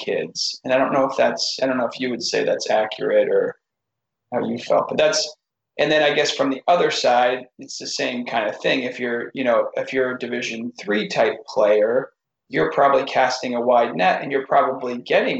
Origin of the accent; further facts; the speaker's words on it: Watertown, Connecticut, United States; I got a job at Taft School, which is in the same town that I grew up in Connecticut